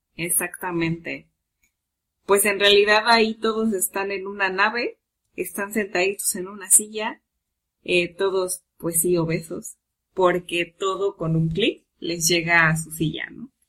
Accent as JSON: {"language": "Spanish", "country": "Mexico", "said": "como todo mexicano"}